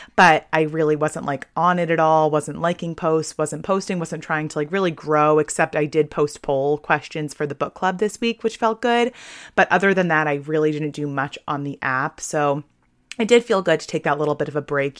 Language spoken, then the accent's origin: English; Kennebunk, Maine, United States; I grew up in Kennybunk, Maine